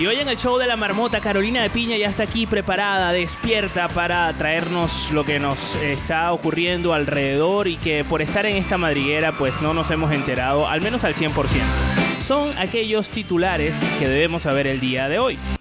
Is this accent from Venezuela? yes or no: yes; Venezuela; now in Valencia, Spain; Los venezolanos, los venezolanos eh, pronunciamos las S aspiradas